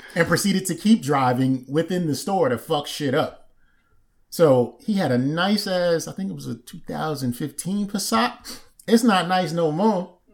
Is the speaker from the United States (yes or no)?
yes; Maryland, United States; I'm from Maryland